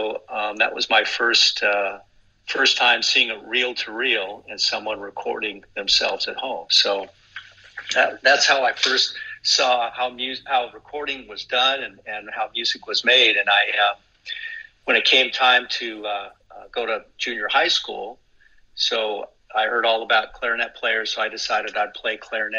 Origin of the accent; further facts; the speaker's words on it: Anaheim, California, United States; I grew up in Anaheim